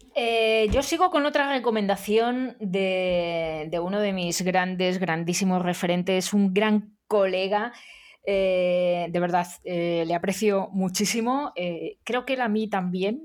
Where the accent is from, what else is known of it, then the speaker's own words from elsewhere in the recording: Madrid, Community of Madrid, Spain; yo como madrileña, eh, como buena madrileña